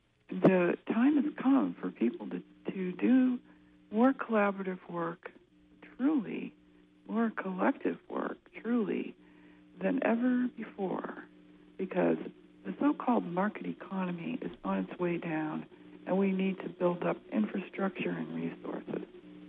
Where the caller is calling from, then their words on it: Orono, Maine, United States; I'm calling from Orono.